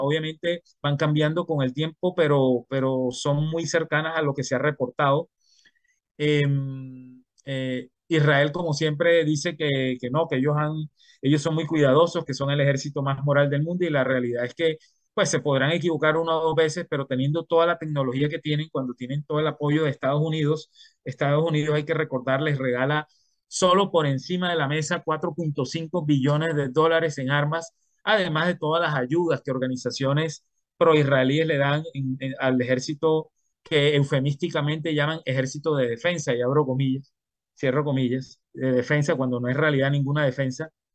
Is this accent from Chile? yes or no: no; Barranquilla, Atlántico, Colombia; yo soy colombiano, nacido en Barranquilla, al norte de Colombia